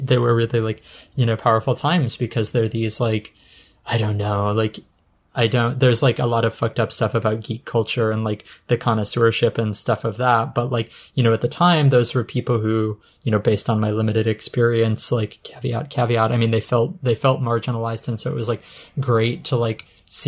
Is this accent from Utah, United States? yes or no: yes; Utah, United States; I grew up in Utah